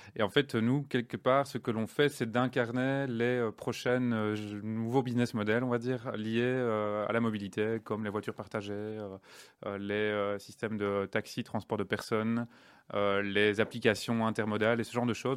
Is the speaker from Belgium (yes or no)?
yes; Liège, Wallonia, Belgium; also born or lived in England; je suis né à Liège, à Jupy même